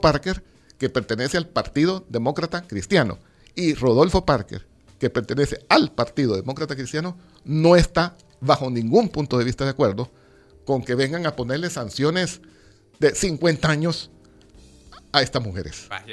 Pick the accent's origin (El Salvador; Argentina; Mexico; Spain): El Salvador; nosotros como salvadoreños